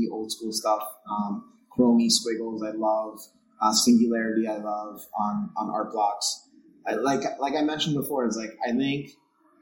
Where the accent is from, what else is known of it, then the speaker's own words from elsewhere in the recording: New York City, New York, United States; accent: New York; you can tell by my accent